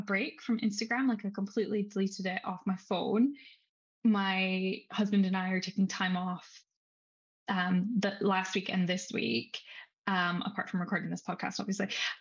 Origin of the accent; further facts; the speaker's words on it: Scotland, United Kingdom; I'm from Scotland